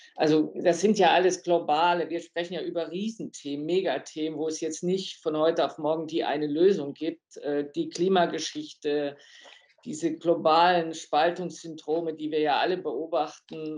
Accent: Germany; wir als Deutsche

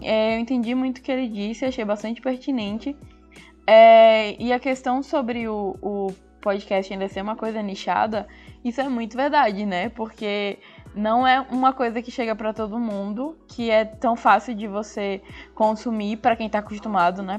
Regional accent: Sergipe, Brazil; a gente fala daqui, com o nosso sotaque, com as nossas referências

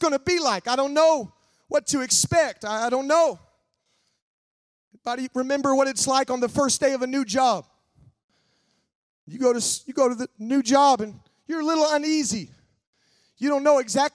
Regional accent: Nebraska, United States; where I grew up in Nebraska

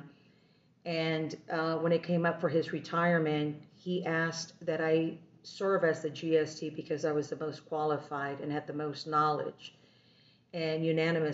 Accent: Texas, United States; moved away as an adult; also born or lived in Washington, D.C.; I'm from Texas and did not want to uproot and move to D.C. or to headquarters, but I did

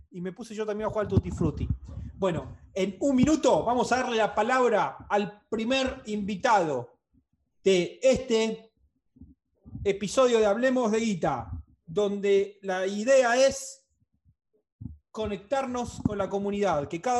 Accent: La Pampa, Argentina; La Pampa. La Pampa.

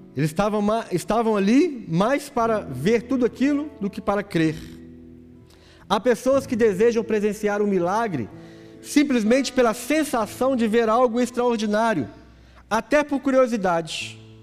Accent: Brazil; Nós somos brasileiros, brasileiro

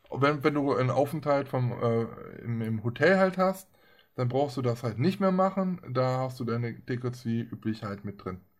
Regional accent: Germany; wir als Deutsche kommen ja erst sowieso erstmal gar nicht dahin.

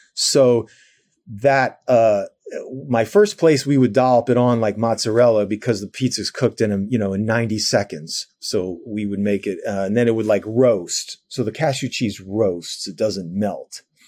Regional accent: New Jersey, United States; also born or lived in New York / New York City; I grew up in New Jersey.

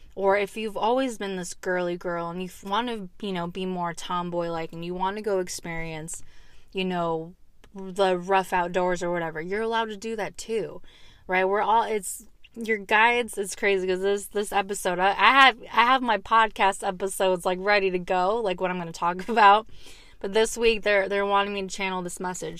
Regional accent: Arizona, United States; moved away; I lived, I grew up in Arizona for a little bit

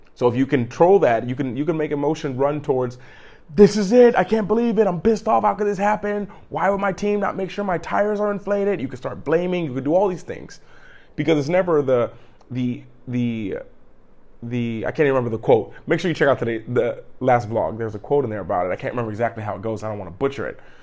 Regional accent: Cleveland, Ohio, United States; I'm a kid from Cleveland. I'm a grown kid from Cleveland. I grew up in wintertime every day, fifteen, twenty minutes of shoveling the snow.

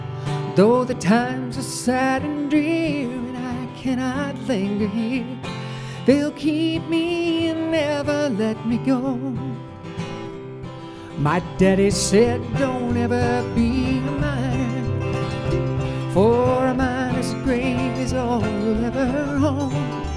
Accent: Cross Lanes, West Virginia, United States; moved away; I'm from just up the road in Cross Lanes. My hometown is named for the stoplight.

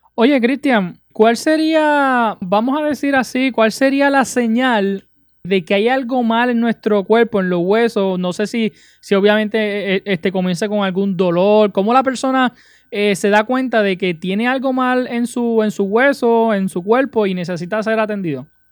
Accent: Utuado, Puerto Rico; mi pueblo de Utuado

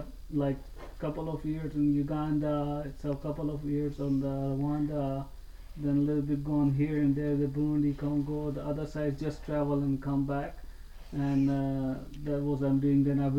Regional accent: Pakistan; English is a second language; Things was not that easy because I'm from Pakistan, so people, it's really hard.

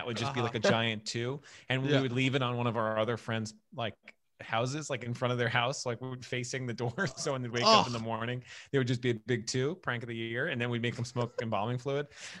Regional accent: New York City, New York, United States; moved away as an adult; also born or lived in St. George, Staten Island; now in Brooklyn, United States; I grew up on the North Shore

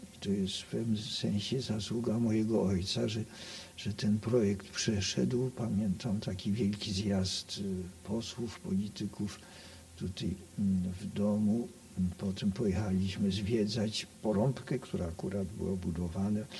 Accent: Poland; ten dom, bo ja to zawsze nazywam domem, skoro się tutaj urodziłem i wychowałem

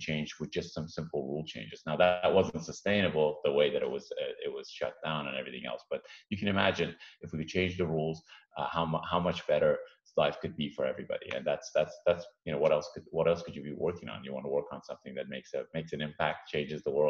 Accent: Iran; now in United States; I'm an immigrant myself, first generation. My parents picked this country, the U.S., because of the Constitution and the rules and democracy. I came from Iran

